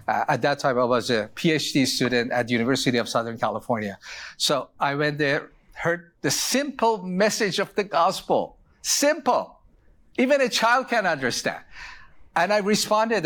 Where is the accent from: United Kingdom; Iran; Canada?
Iran; moved away; I was born in Iran.